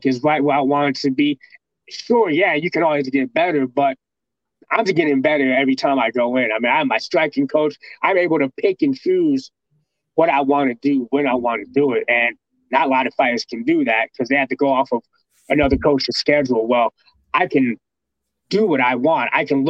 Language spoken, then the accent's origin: English; Waterloo, Iowa, United States; now in Des Moines, United States; I'm from Waterloo, Iowa, which is like 2 hours away from here.